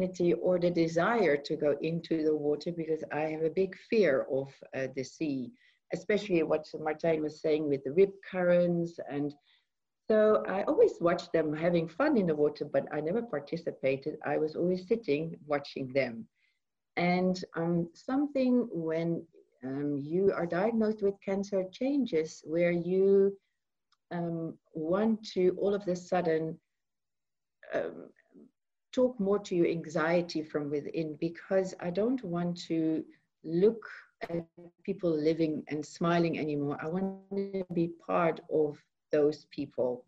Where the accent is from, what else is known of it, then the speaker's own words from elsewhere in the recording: Netherlands; moved away as an adult; now in South Africa; I'm originally from Holland. I moved from Holland about 13 years ago